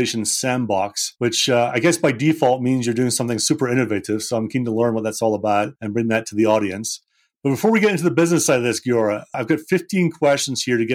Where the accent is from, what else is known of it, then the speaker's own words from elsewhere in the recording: Scotland, United Kingdom; I'm a sales guy and I'm from Scotland